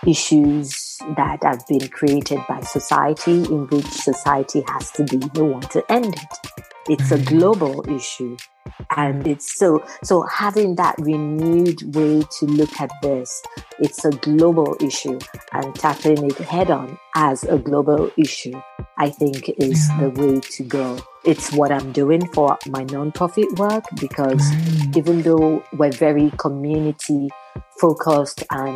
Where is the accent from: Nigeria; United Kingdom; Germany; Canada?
Nigeria; Osun; moved away as an adult; now in United States; I am Nigerian from Osun State. I relocated to the US in July of 2017, so I'm very new to the scene.